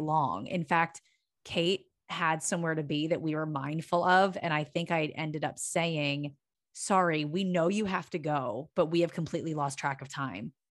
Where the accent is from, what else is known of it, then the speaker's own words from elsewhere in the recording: Pennsylvania, United States; now in Los Angeles, United States; I'm from Pennsylvania